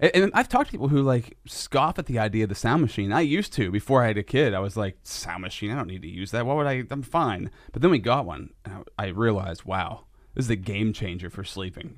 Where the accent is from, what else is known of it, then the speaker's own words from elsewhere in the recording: Sinking Valley, Pennsylvania, United States; I lived in Sinking Valley, which was like the country